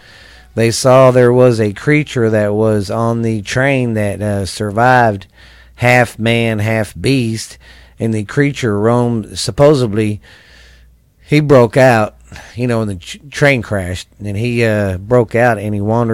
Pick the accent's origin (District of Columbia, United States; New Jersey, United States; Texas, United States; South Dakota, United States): Texas, United States; Mineral Wells; In the 80s, I grew up here in Mineral Wells